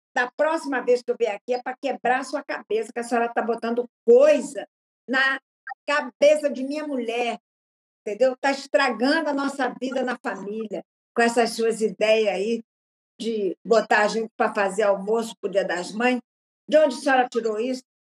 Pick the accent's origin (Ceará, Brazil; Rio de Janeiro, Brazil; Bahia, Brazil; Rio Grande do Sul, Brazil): Rio de Janeiro, Brazil; moved away; also born or lived in England / Brasília; Rio de Janeiro, minha terra, meu berço.